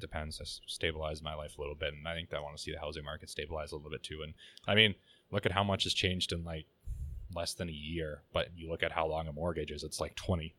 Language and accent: English; Canada; as a Canadian